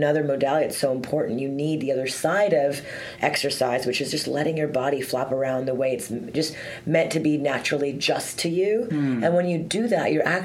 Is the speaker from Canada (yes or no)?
yes; Montreal, Quebec, Canada; I'm from, born and raised in Montreal.